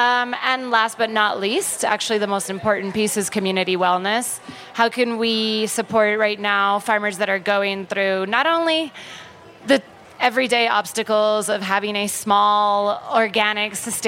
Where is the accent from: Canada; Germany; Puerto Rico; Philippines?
Puerto Rico; so we call it the archipelago of Puerto Rico. We are a colony of the United States of America, which means that we're American citizens